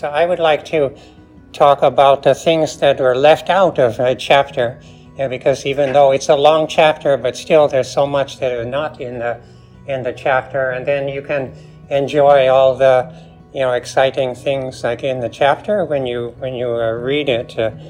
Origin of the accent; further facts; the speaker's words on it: San Francisco, California, United States; also born or lived in Taos, New Mexico; I grew up also around San Francisco, and before it was Silicon Valley, unfortunately.